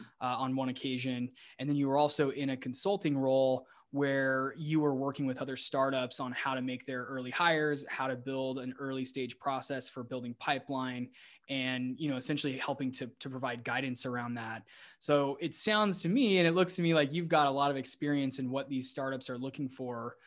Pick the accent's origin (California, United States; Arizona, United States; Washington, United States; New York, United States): Arizona, United States; Scottsdale; moved away as an adult; also born or lived in Austin, Texas; my hometown of Scottsdale, Arizona